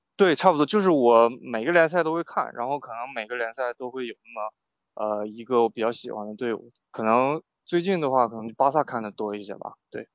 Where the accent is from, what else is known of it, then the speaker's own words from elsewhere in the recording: Shenyang, Liaoning, China; moved away as an adult; also born or lived in England; now in United Kingdom; 我是沈阳人，然后我会，就在沈阳这边会，就是看辽宁红运嘛